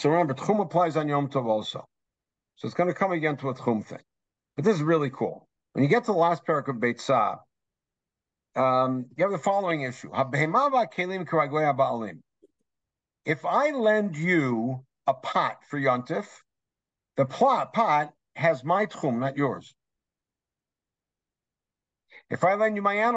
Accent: Los Angeles, California, United States; I grew up in North Hollywood

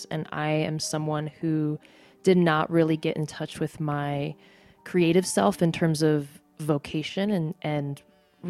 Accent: United States; My mom's Korean and my dad's American. I am both Korean and I'm American

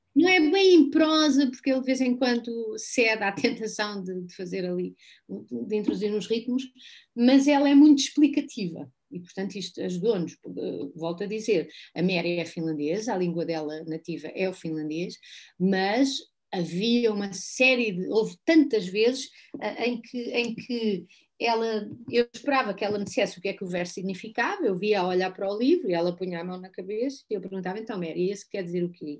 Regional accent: Algarve, Portugal; eu cresci no Algarve, eu vim para o Algarve com três anos

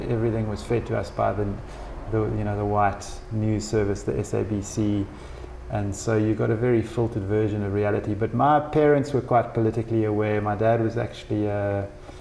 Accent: East London, Eastern Cape, South Africa; born or raised there

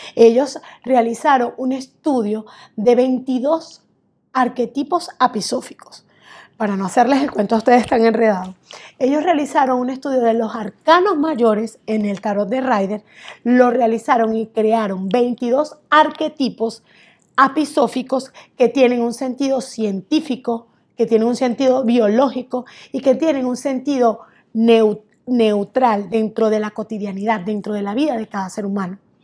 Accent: Barquisimeto, Lara, Venezuela; moved away; soy venezolana de Barquisimeto

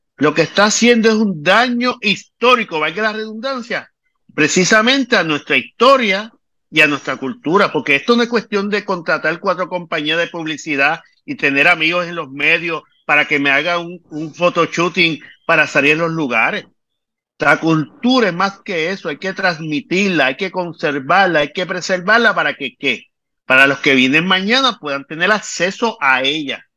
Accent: Puerto Rico; como puertorriqueño que soy

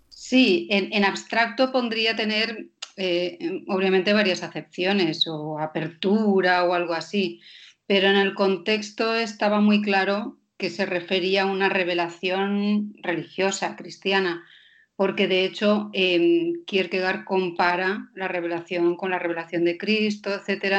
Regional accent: Denmark; soy danesa

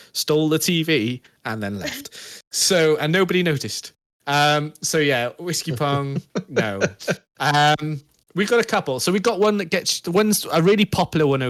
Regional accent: United Kingdom; we're British.

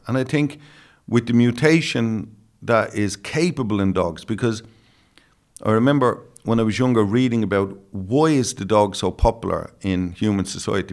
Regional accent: Dublin, Leinster, Ireland; accent: Dublin; in my Dublin accent

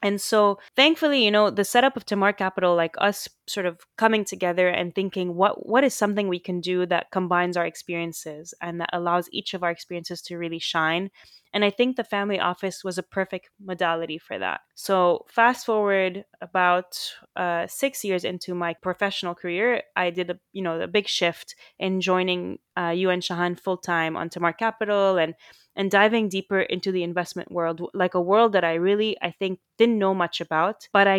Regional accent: Saudi Arabia; I mean, we grew up in the Middle East and in Saudi Arabia, and, because you have a similar trajectory to mine, we went to a French school

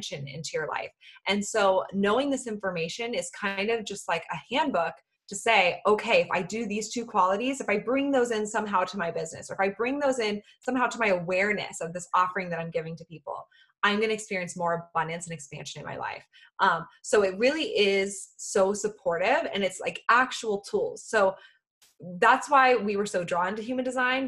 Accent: Bay Area, Northern California, United States; I grew up in the Bay Area in Northern California.

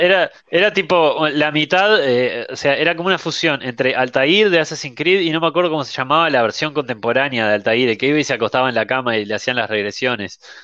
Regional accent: Uruguay; somos en realidad en Uruguay 3 millones de, de todo

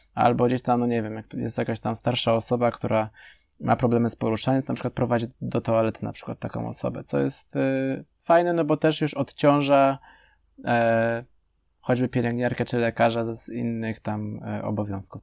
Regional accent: Poland; U nas chyba w Polsce

